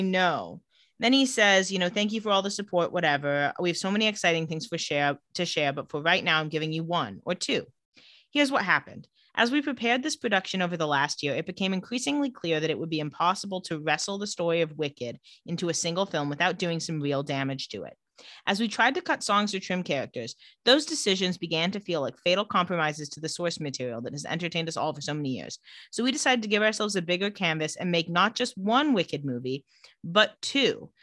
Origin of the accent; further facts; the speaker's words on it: Palm Springs, California, United States; I grew up in Palm Springs.